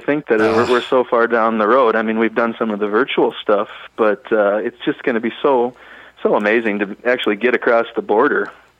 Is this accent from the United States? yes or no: yes; Mora, Minnesota, United States; I consider myself as a Minnesotan, an honorary Canadian.